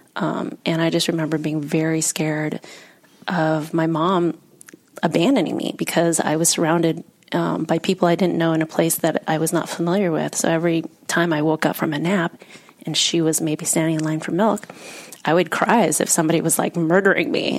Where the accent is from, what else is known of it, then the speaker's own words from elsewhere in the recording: United States; also born or lived in Vietnam; I've grown up in the US